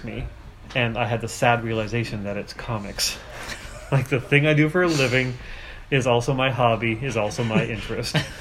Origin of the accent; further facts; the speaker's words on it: Canada; being Canadian